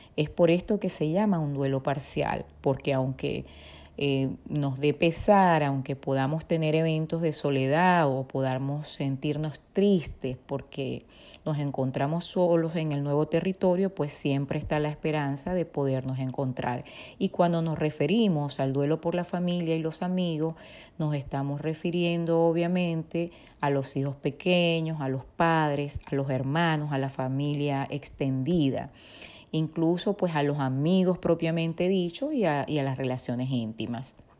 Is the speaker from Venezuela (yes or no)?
yes; Venezuela; moved away; Nací en Venezuela, tengo formación como psicóloga y soy migrante